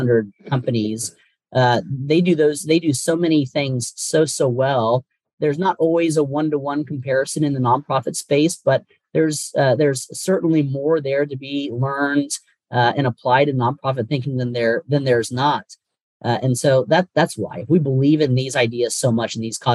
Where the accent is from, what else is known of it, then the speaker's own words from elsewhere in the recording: North Carolina, United States; now in Washington, D.C., United States; I was born and raised in North Carolina, and just love it down there